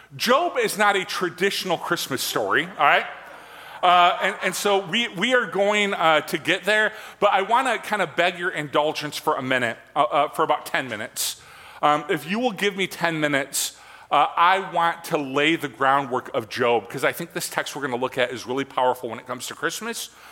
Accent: Michigan, United States; I am from Michigan.

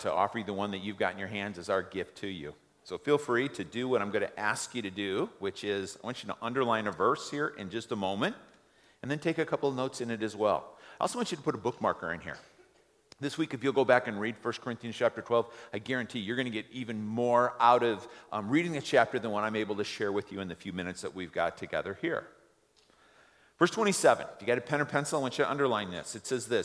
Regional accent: United States; we as American

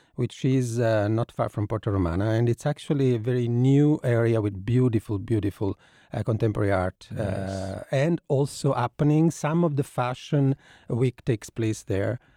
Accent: Naples, Campania, Italy; I'm from Napoli, and I have one of the most beautiful theaters in my city

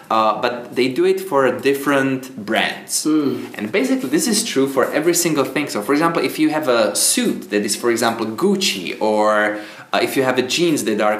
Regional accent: Czechia; As you said, I'm coming from the Czech Republic, and right now I'm just traveling around the world.

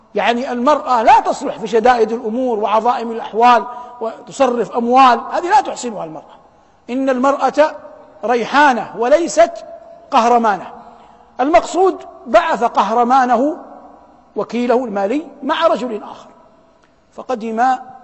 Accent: Saudi Arabia; بلادنا المملكة العربية السعودية

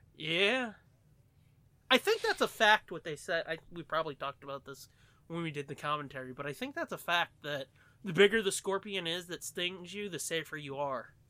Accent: United States; I'm American

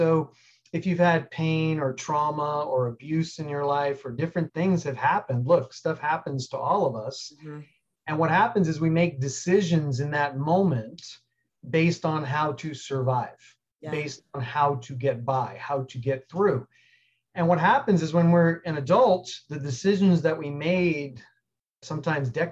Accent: New York City, New York, United States; moved away as an adult; also born or lived in Colorado / Alaska; I grew up like most people did, middle class. I'm from New York City

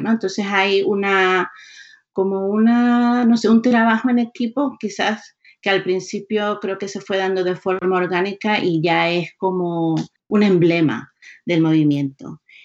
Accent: Maracaibo, Zulia, Venezuela; moved away as an adult; also born or lived in Florida, United States / Georgia, United States; now in Massachusetts, United States; Nací en Maracaibo, en el norte de Venezuela. Crecí allí, fui a la universidad, me gradué allí y vine a Estados Unidos hace 19 años

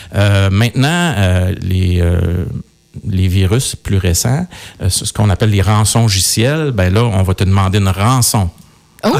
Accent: Coaticook, Quebec, Canada; je, suis quelqu'un de, de Quaticook. Je suis né euh, à Quaticook

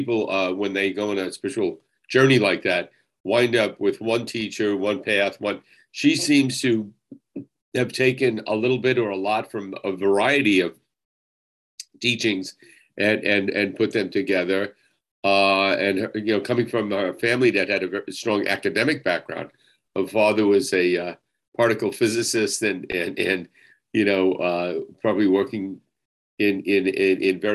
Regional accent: Jersey City, New Jersey, United States; I was born in Jersey City.

